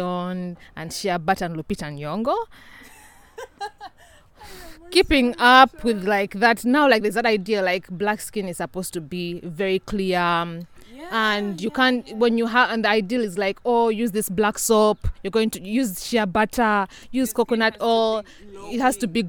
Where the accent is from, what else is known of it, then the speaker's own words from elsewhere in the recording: Uganda; moved away; I'm from a small country in East Africa called Uganda.